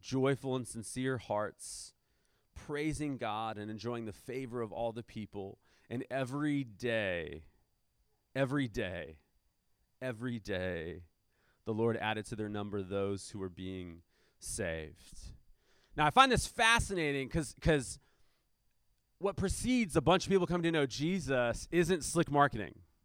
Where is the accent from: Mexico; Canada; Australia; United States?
United States; we're Americans